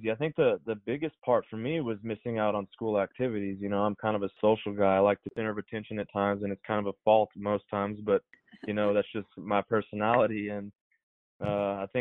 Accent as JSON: {"language": "English", "town": "Hereford", "region": "Texas", "country": "United States", "tie": "born or raised there", "said": "Hereford, which is my hometown"}